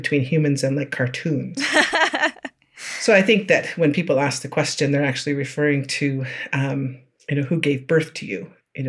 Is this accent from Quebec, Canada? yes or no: no; George Gordon First Nation, Saskatchewan, Canada; I'm from George Gordon First Nation in the southern part of Saskatchewan Treaty 4 area.